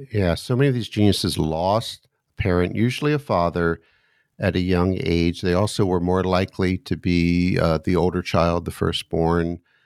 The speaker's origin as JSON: {"language": "English", "country": "United States", "also_born_or_lived": "suburb of Washington, D.C.", "said": "as an American sitting here looking out my window in the suburb of Washington, D C"}